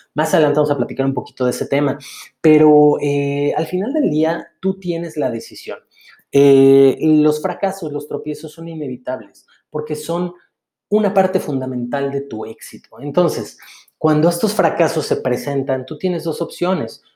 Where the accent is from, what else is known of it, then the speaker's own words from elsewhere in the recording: Mexico; soy mexicano